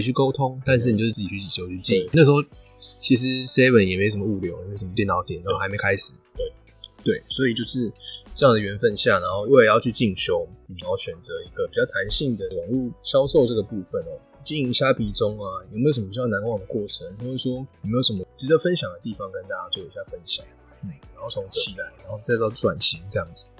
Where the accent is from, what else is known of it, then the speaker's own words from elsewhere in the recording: Taiwan; 我们台湾人